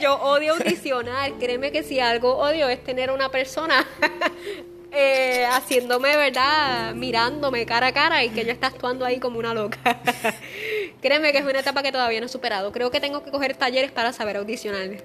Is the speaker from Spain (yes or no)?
no; Aguas Buenas, Puerto Rico; la escuela común de mi pueblo, en Aguas Buenas